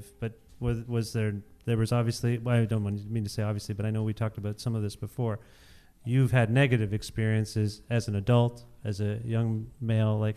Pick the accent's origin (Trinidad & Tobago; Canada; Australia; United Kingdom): Canada; Cambridge, Ontario; I grew up in Cambridge, Ontario